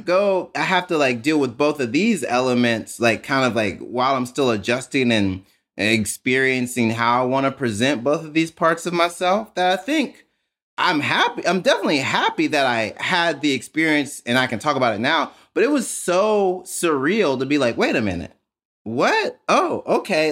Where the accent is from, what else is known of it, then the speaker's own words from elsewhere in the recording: Jackson, Mississippi, United States; I grew up in Mississippi